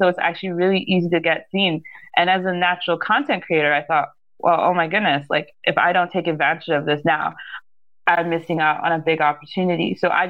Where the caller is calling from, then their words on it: Saskatchewan, Canada; I am coming from Saskatchewan, so we're right in the middle of Canada.